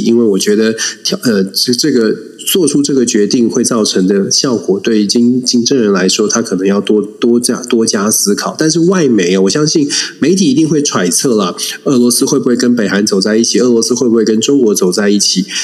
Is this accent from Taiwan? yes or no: yes; Taiwan; 我们在台湾长大